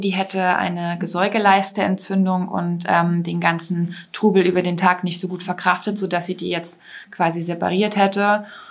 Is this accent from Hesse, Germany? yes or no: no; Lower Saxony, Germany; bei uns in Niedersachsen